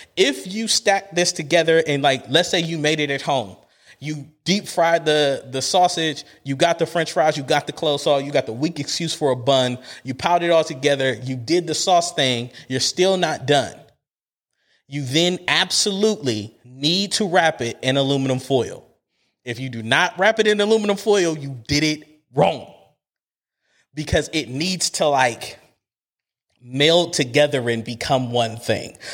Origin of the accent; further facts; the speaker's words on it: Cleveland, Ohio, United States; I'm a kid from Cleveland